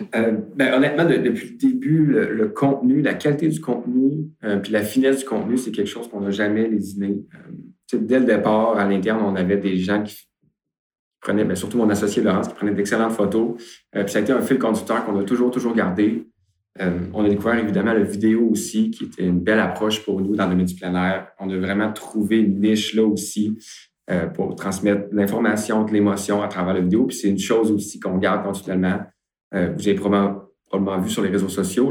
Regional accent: Beauce, Quebec, Canada; je suis originaire de la Beauce

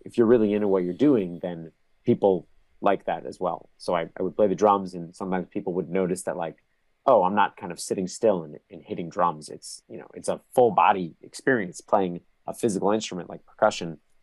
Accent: New Jersey, United States; now in New York, United States; I grew up in New Jersey. I live in New York now

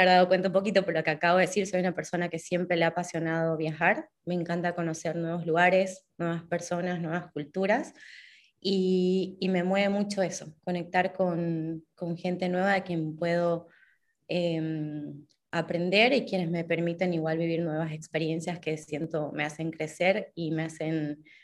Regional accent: Santa Cruz de la Sierra, Santa Cruz, Bolivia; moved away as an adult; soy una escritora boliviana, nací y viví prácticamente toda mi vida en Santa Cruz hasta que em, en marzo de 2018 empecé un viaje sin pasaje de vuelta

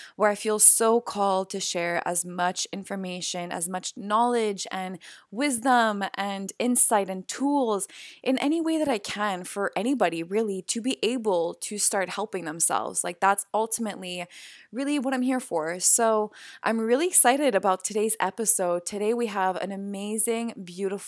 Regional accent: Montreal, Quebec, Canada; I'm from Montreal, but I'm in LA right now

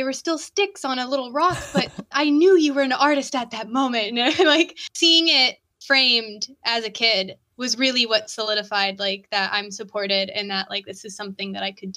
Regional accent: San Diego, California, United States; I'm from San Diego, like downtown area

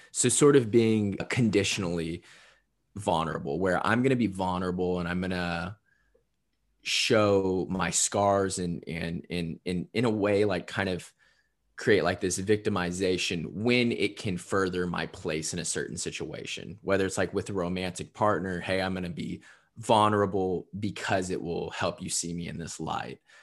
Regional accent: Southern Indiana, United States; also born or lived in Louisville, Kentucky; me growing up in Southern Indiana

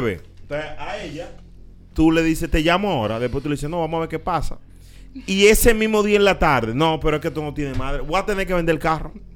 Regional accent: San Cristóbal, Dominican Republic; orgullo de mi pueblo

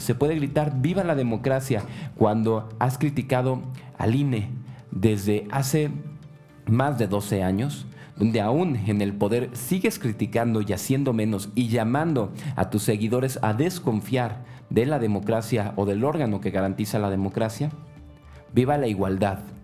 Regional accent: Mexico; como mexicanos

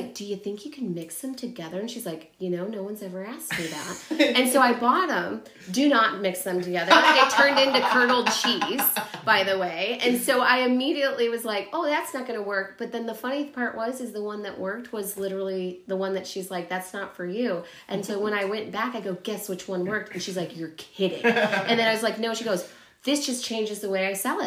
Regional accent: Louisville, Kentucky, United States; accent: Southern twang; moved away; I was born in Louisville, Kentucky. So I actually have like a little bit of a Southern twang

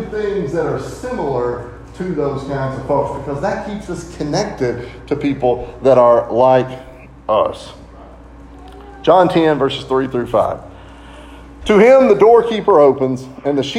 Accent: Lancaster, Kentucky, United States; When I grew up, we grew up in the Maple Avenue Church of Christ in Lancaster

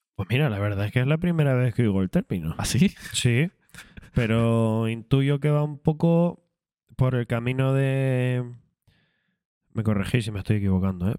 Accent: Canary Islands, Spain; Soy canario

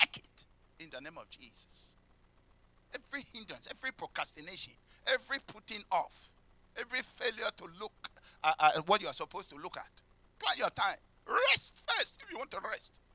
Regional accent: London, United Kingdom; I came from Peckham.

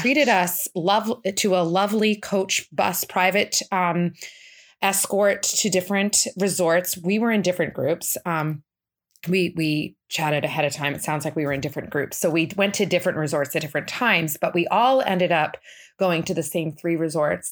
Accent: Boston, Massachusetts, United States; now in Saratoga Springs, United States; I'm originally from the Boston area

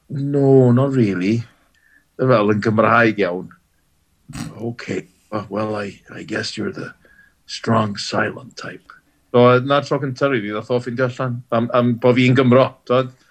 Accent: Wales, United Kingdom; dwi'n neud fy ngora fel Cymro Cymraeg, dwi'n byw yn angeredig, lle rili Cymraeg. Ie, yeah, dwi'n gweithio tu allan i Gymru, wrth gwrs, ond dwi wedi magu fy nheulu yng Nghymru drwy'r iaith Gymraeg

